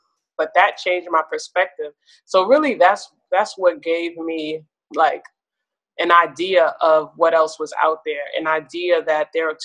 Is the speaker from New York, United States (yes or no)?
yes; New York City, New York, United States; also born or lived in Queens, New York; I'm born and raised in Brooklyn, New York.